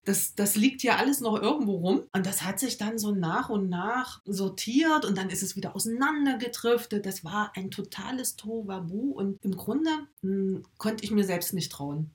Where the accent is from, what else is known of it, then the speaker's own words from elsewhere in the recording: Erfurt, Thuringia, Germany; now in Weimar, Germany; bin gebürtig aus Erfurt, lebe jetzt mit meiner Familie in Weimar